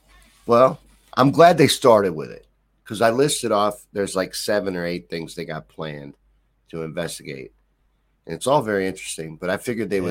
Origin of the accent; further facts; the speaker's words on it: Kentucky, United States; I'm from Kentucky.